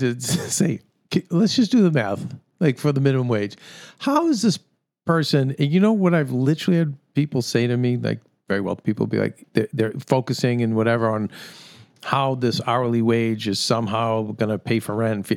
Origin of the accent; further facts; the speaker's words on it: United States; I'm an American